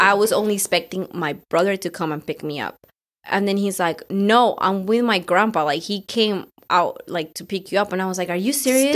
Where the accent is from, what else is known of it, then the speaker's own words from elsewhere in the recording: Colombia; moved away; it was the first time that I was going back to my country after, like, eighteen years